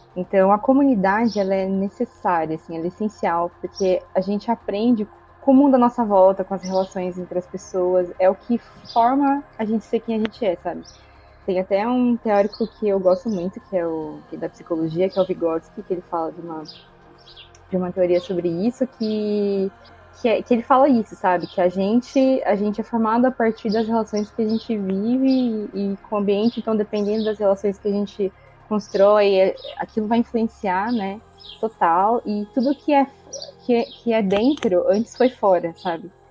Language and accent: Portuguese; São Carlos, São Paulo, Brazil; sou de São Carlos, interior de São Paulo